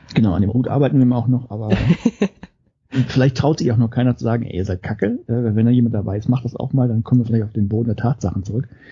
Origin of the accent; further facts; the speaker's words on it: Germany; moved away as an adult; now in Norway; ich zumindest als Deutscher